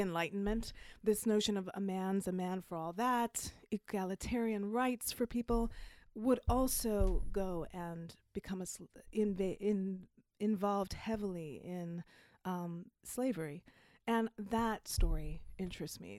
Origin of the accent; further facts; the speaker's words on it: Jamaica; accent: faint accent, hard to place